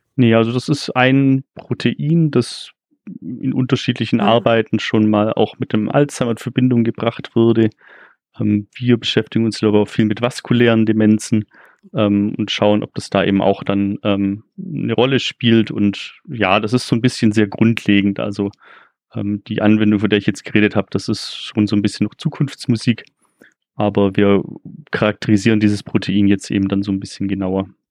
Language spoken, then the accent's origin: German; Ulm area, Baden-Württemberg, Germany; Wie man vielleicht auch hört, komme ich auch hier aus der Gegend.